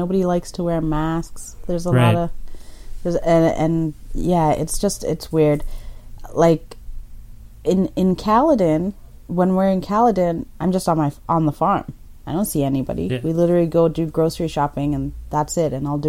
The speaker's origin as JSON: {"language": "English", "country": "Kenya", "tie": "born there", "said": "Ethiopia, Eritrea, but I was born in Kenya."}